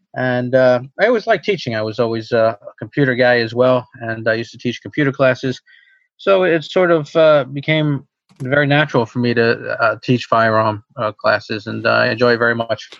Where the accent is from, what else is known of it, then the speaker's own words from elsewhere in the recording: Long Island, New York, United States; also born or lived in Pennsylvania; now in New York City, United States; I grew up on Long Island